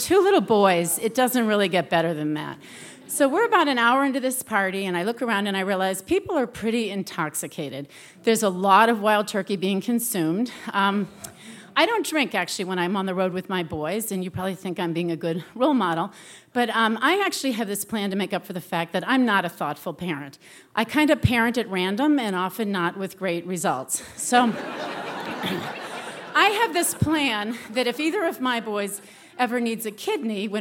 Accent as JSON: {"language": "English", "region": "New England", "country": "United States", "said": "I'm from New England"}